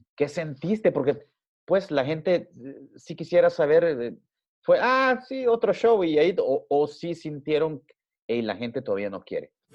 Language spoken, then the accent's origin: Spanish; El Salvador